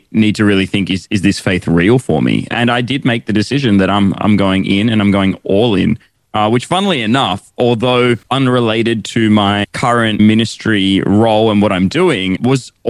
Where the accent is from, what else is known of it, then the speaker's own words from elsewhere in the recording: Sydney, New South Wales, Australia; I was born in Sydney. My family are originally from India, though, and they moved here before I was born